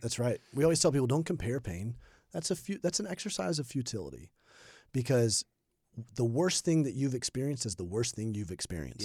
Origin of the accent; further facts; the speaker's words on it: Birmingham, Alabama, United States; moved away as an adult; also born or lived in Indianapolis, Indiana / South Carolina; I grew up in Alabama. I was a pastor's kid, Birmingham, Alabama.